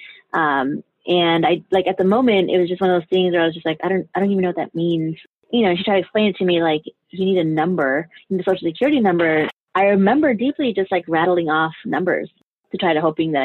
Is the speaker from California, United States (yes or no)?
no; Denver, Colorado, United States; also born or lived in Juarez, Chihuahua, Mexico; now in New York, United States; I'm originally from Juarez, Chihuahua, Mexico. I grew up in parts of Juarez. I grew up in Denver